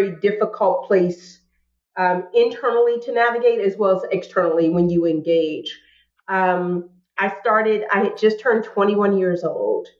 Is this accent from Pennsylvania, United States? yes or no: yes; Pittsburgh, Pennsylvania, United States; Pittsburgh is one of those places, you know, I love my hometown